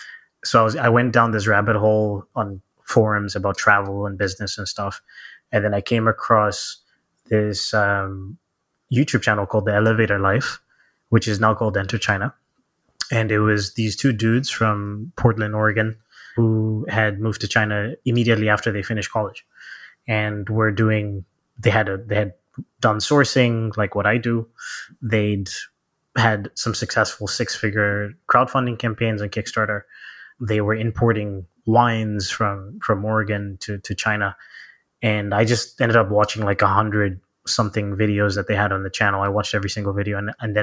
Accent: Zambia; born there; So I guess it starts with, I was born in Zambia, Southern Africa.

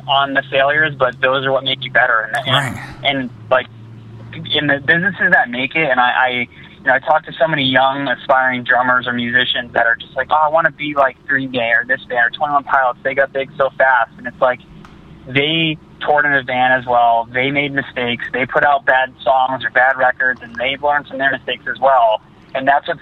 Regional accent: an hour outside Boston, small town in Massachusetts, United States; we grew up in a really small town. I'm actually in Boston right now, but we're like an hour outside of Boston, right on the border of Connecticut.

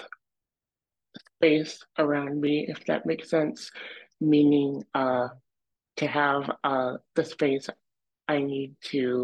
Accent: Dexter, Michigan, United States; I grew up in Dexter, Michigan, and I really enjoyed growing up there

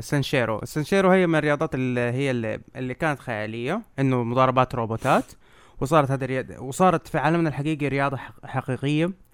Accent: Jeddah, Makkah Province, Saudi Arabia; وعندنا بجده

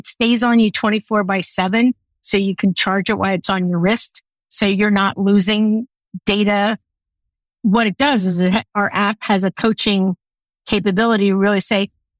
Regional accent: outside of Philadelphia, Pennsylvania, United States; I grew up outside of Philadelphia.

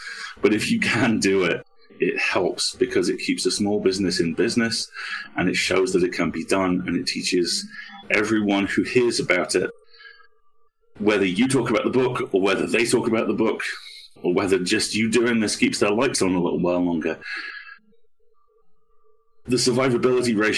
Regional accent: United Kingdom; I'm a Brit.

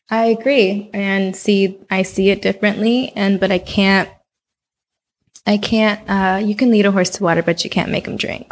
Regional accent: Oakland, California, United States; moved away as an adult; also born or lived in New Orleans, Louisiana / Los Angeles, California; I grew up in Oakland.

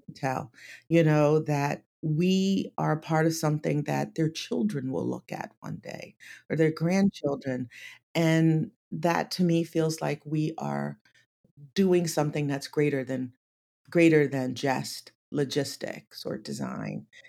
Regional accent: Atlantic City, New Jersey, United States; I grew up in Atlantic City

